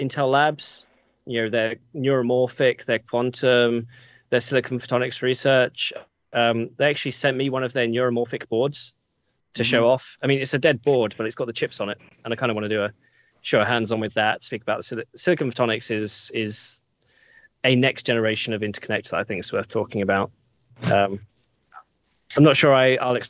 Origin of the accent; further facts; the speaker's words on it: United Kingdom; I'm British